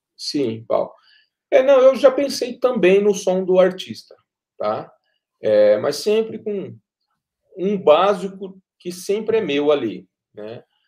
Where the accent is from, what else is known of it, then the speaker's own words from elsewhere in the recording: Pindamonhangaba, São Paulo, Brazil; moved away as an adult; now in Cachoeira Paulista, Brazil; eu sou de Pindamonhangaba, natural de Pindamonhangaba